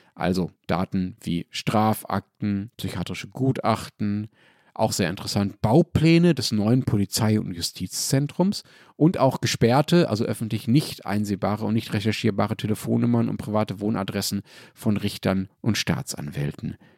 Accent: Germany; Also ich als Deutscher

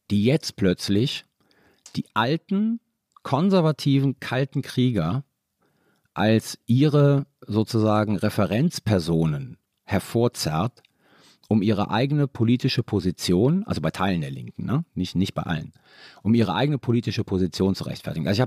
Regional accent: Italy; Bundeswehr hat sich ja für mich nicht gestellt. Ich war Italiener.

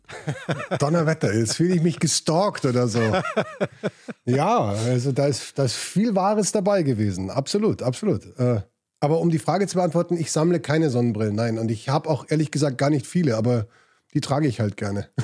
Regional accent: Munich, Bavaria, Germany; also born or lived in England / Spain; Ich bin in München aufgewachsen

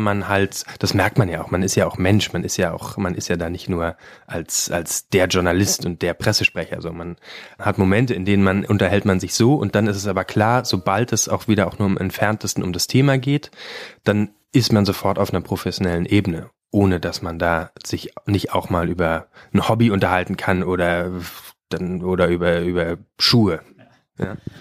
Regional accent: Brandenburg, Germany; ich komme aus Brandenburg

